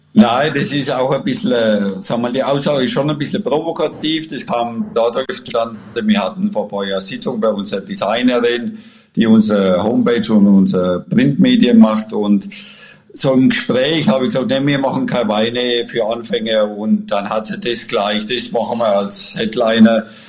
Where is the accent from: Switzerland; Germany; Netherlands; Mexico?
Germany; Franconia, Bavaria; bei uns in Franken